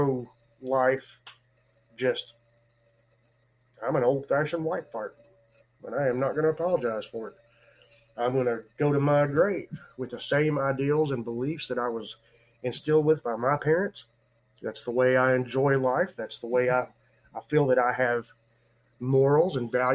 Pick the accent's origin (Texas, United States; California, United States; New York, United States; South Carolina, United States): Texas, United States; San Antonio; I was born in San Antonio, Texas, from a full-blooded Indian father and a full-blooded Irish mother